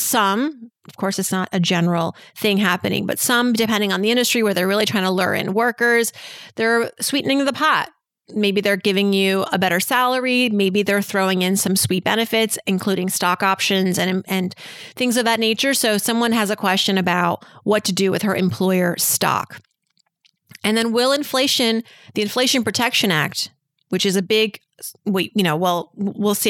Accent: Worcester, Massachusetts, United States; moved away; I'm from Massachusetts, born in Worcester, Worcester

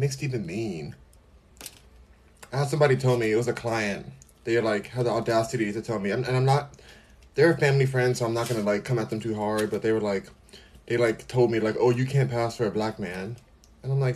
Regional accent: United States; I'm American

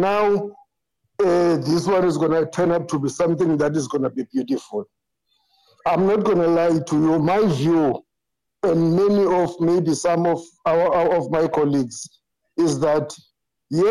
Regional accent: South Africa; I'm from South Africa

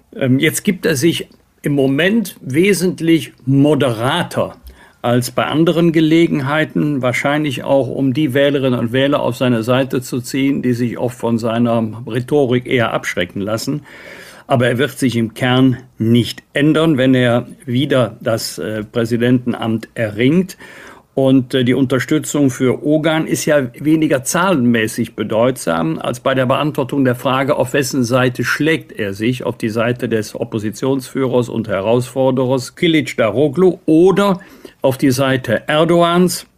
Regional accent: Bergisch Gladbach, North Rhine-Westphalia, Germany; aus meiner Heimatstadt Bergisch Gladbach

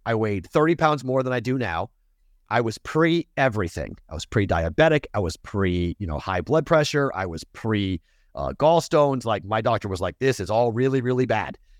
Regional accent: Massachusetts, United States; moved away as an adult; now in Nevada, United States; I'm from Massachusetts

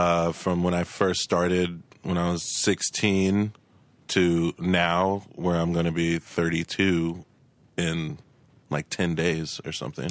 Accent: Tulsa, Oklahoma, United States; now in Los Angeles, United States; I grew up in Tulsa, Oklahoma.

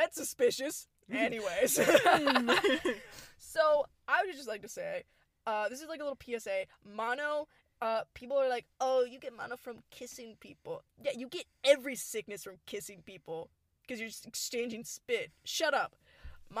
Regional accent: Houston, Texas, United States; We are from Houston

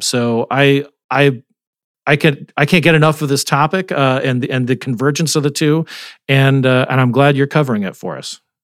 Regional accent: Arizona, United States; moved away; also born or lived in West Virginia; my home state arizona

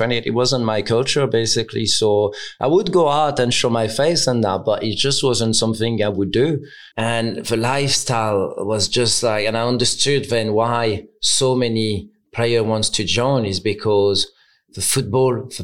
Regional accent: Caen, Normandy, France; English is a second language; moved away as an adult; now in England; my club was my hometown, Caen

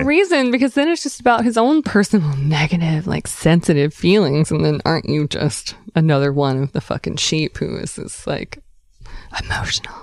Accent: the South, United States; moved away; we're from the South

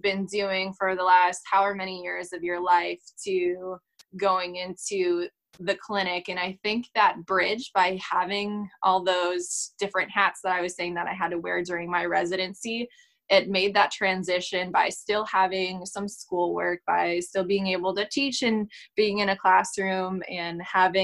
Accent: Wisconsin, United States

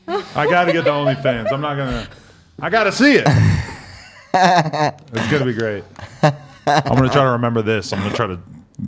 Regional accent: Worcester, Massachusetts, United States; I grew up near Worcester, Massachusetts.

